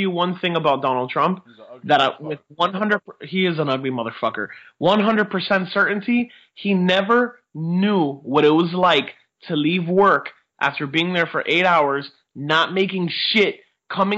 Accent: United States; I'm an American

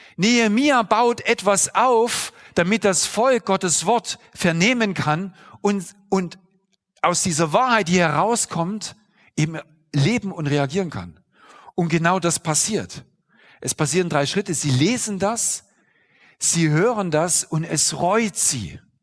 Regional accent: eastern Germany, Germany; Ich bin zum Beispiel im Osten Deutschlands groß geworden

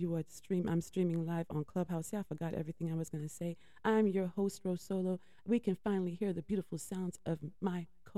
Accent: United States; I was born here

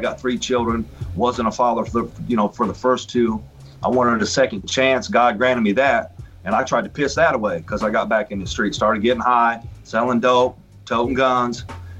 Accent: Marion, United States; moved away as an adult; So Marion, originally from Marion, and ran around Marion and then bailed at about 19 and started living down south.

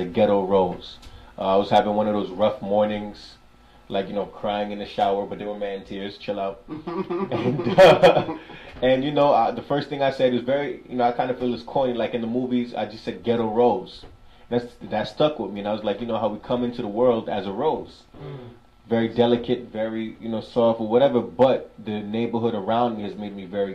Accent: New York City, New York, United States; I'm somebody from Brooklyn, New York

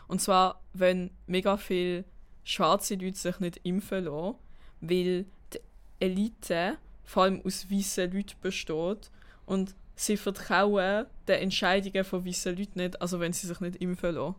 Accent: Basel, Basel-Stadt, Switzerland; ich komme aus Basel

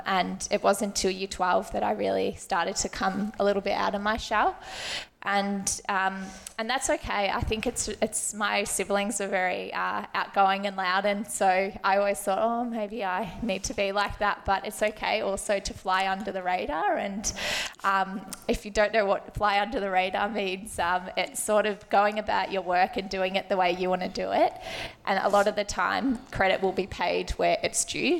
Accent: Melbourne, Victoria, Australia; I grew up around the West, so my mum actually teaches at this school

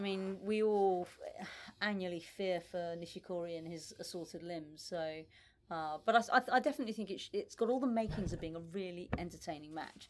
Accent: United Kingdom; I'm British

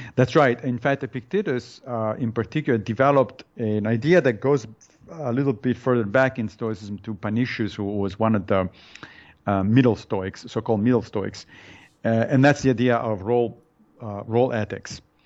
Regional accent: Italy; moved away; I was born in Italy

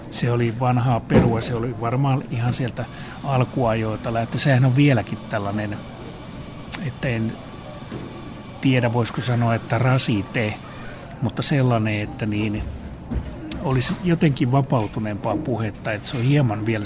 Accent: Rovaniemi, Lapland, Finland; moved away as an adult; now in Helsinki, Finland; Rovaniemeltä. Pohjoisen poikia, eli peräpohjolasta, peräpohjolan raukoilta rajoilta.

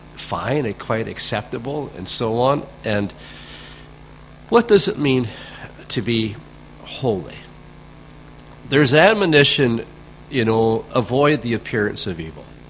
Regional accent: Canada; back when I grew up in Canada, in my generation

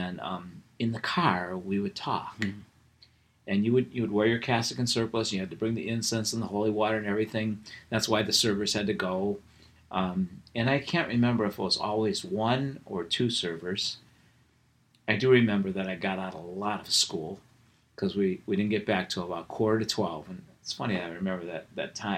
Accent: Wickliffe, Ohio, United States; I grew up in Wycliffe

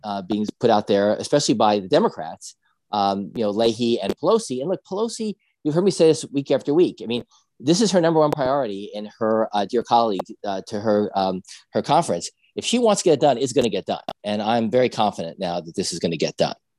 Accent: New Jersey, United States; I'm from Jersey

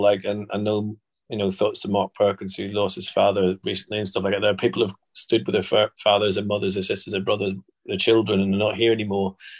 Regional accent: Belfast, Northern Ireland, United Kingdom; moved away; also born or lived in London; growing up in Belfast

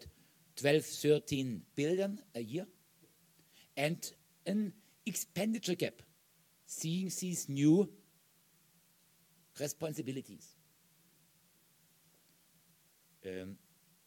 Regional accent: Germany; My home country, Germany

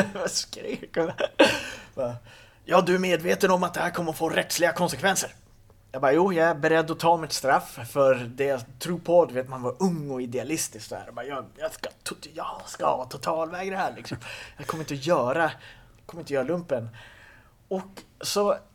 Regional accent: Kågedalen, outside Skellefteå, Västerbotten County, Sweden; där jag kommer ifrån, Kågedalen utanför Skellefteå. du vet, jag växte upp i en by på 500 pers

